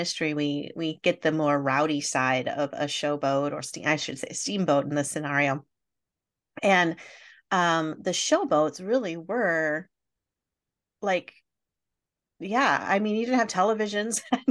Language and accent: English; Wisconsin, United States; I'm from Wisconsin